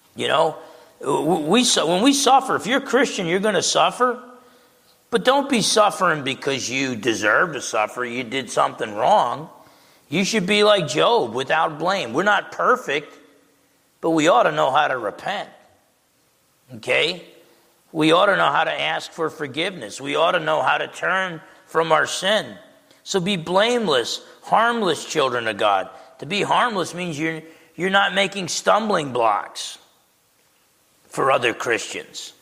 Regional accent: Essex County, New Jersey, United States; I grew up in Essex County, New Jersey, with the Italians

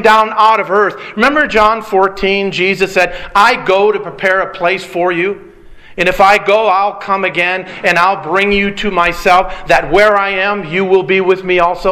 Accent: Detroit, Michigan, United States; I grew up in Detroit

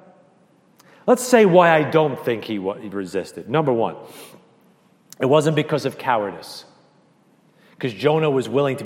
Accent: United States; being American

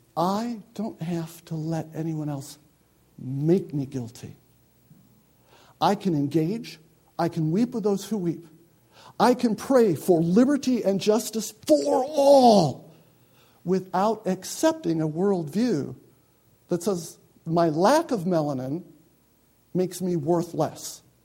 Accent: United States; I'm an American.

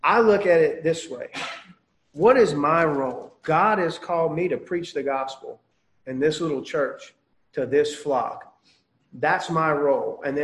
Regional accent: United States; as an American

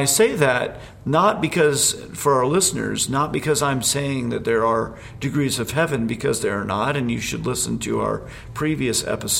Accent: Indiana, United States; also born or lived in Alabama / Pennsylvania; now in Utah, United States; Where I grew up in Indiana and in Alabama and Pennsylvania, where I first was in ministry

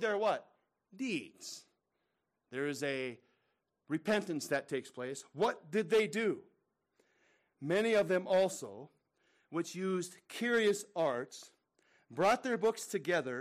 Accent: United States; I'm an American. I'm thankful to the Lord that I'm an American

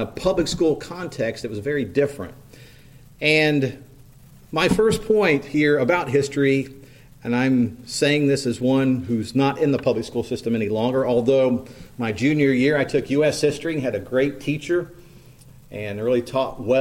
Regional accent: East Central Indiana, United States; also born or lived in Henry County, Indiana; growing up in East Central Indiana, I was thinking about the little school out in the country I attended for elementary school

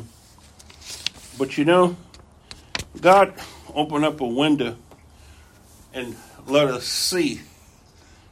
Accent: United States; being American

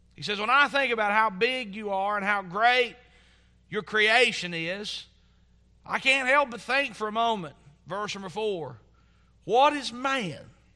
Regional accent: Southwest Virginia, United States; growing up in Southwest Virginia, you're not exposed to lots of cultures.

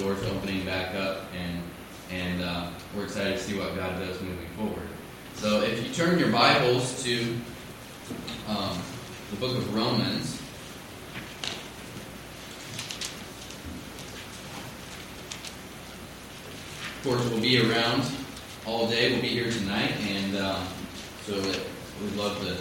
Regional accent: Missouri, United States; I grew up out in the Midwest, in Missouri, not anywhere close to West Africa.

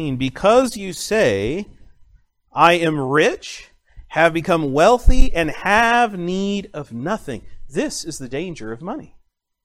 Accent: United States; as an American college student

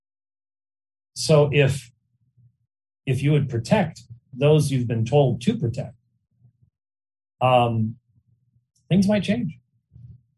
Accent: Arizona, United States; I was raised in Arizona

